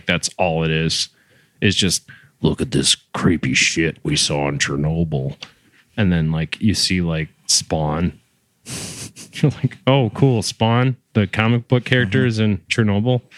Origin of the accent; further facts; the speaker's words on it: Michigan, United States; my home state here in Michigan